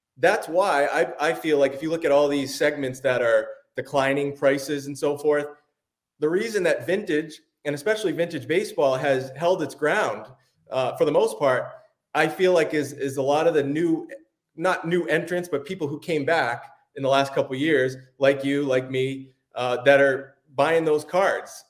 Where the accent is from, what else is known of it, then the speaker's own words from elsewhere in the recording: Cape Cod, Massachusetts, United States; I grew up in Massachusetts